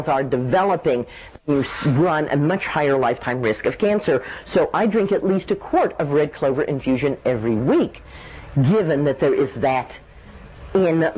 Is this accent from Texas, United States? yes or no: yes; Dallas, Texas, United States; I grew up in Dallas in the 50s